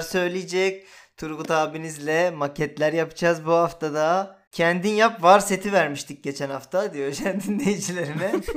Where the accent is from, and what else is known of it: Turkey